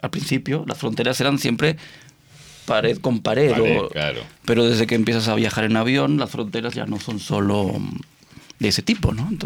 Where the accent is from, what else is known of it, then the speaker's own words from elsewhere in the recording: Argentina; born there; nací en Argentina